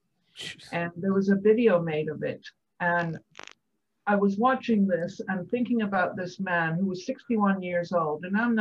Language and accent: English; Scotland, United Kingdom; I'm a warrior from the Highlands of Scotland.